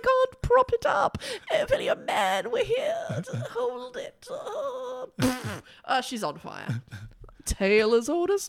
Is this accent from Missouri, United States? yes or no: no; Boston, Massachusetts, United States; I'm from Boston.